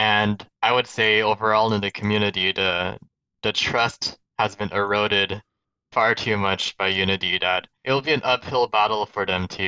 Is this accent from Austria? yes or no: no; Canada; Nope, I'm from Canada. Okay. I was born in Canada.